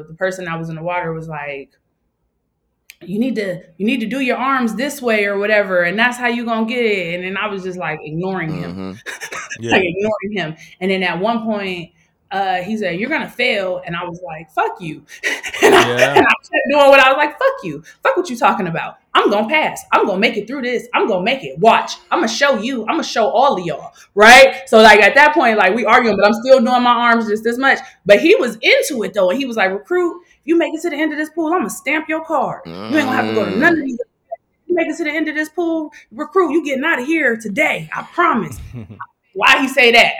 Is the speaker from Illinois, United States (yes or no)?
no; Youngstown, Ohio, United States; moved away as an adult; also born or lived in Virginia; now in Chicago, United States; I had lived in Youngstown my whole life